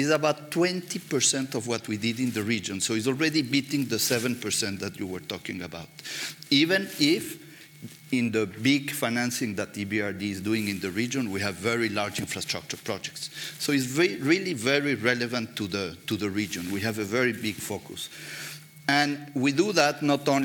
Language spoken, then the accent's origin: English; Mexico; moved away; I'm coming from Mexico